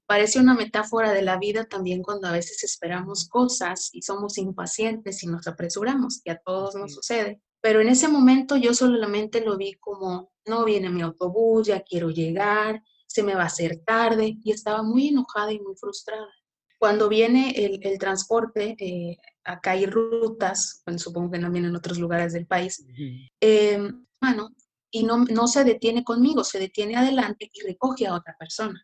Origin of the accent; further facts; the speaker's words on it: Tampico, Tamaulipas, Mexico; yo soy de Tampico, Tamaulipas